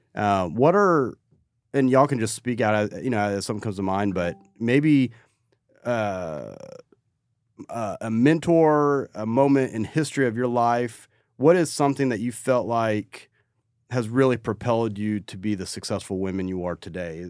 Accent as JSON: {"language": "English", "town": "Crowley", "region": "Texas", "country": "United States", "said": "I'm from North Crowley"}